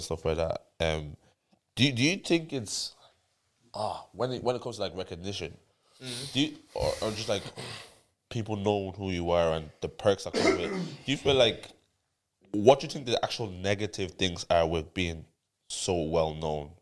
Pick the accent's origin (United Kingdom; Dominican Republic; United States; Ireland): Ireland; Dublin, Leinster; we're from Dublin